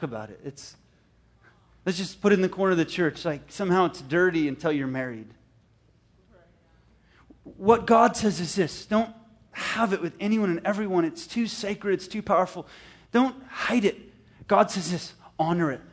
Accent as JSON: {"language": "English", "country": "Canada", "moved": "yes", "said": "Canada. It's my homeland. I'm Canadian in heart"}